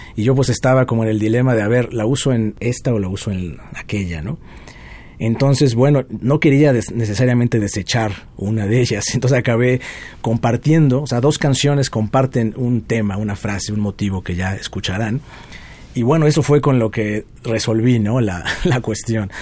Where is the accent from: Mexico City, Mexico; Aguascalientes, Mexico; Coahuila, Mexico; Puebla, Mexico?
Puebla, Mexico; Nací en Puebla, soy de allá